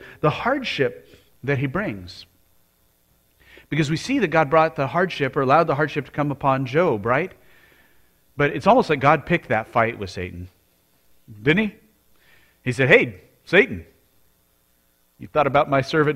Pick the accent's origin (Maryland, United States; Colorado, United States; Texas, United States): Colorado, United States; Colorado Springs; moved away; I grew up in Colorado Springs.